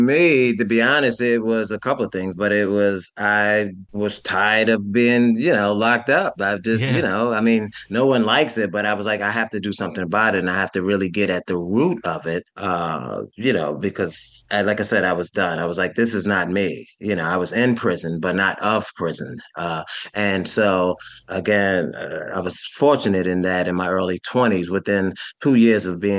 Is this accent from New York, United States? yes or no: yes; New York City, New York, United States; So I'm from New York City. I grew up in a rough section of Brooklyn, one of the five boroughs.